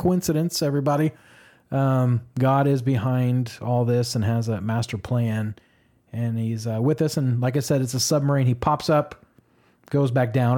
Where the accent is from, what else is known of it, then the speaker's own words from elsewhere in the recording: Edmond, Oklahoma, United States; moved away as an adult; now in Austin, United States; I was raised in Edmond, Oklahoma, right above Oklahoma City